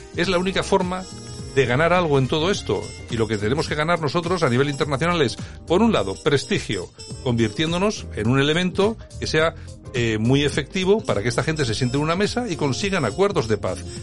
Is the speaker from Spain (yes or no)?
yes; Spain; nosotros como españoles